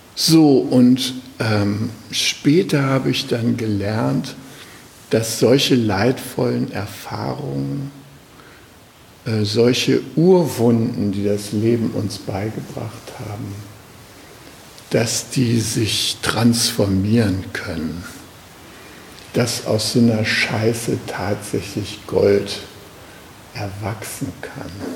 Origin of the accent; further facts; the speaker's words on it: Germany; ich bin äh, aus Deutschland oder aus Westdeutschland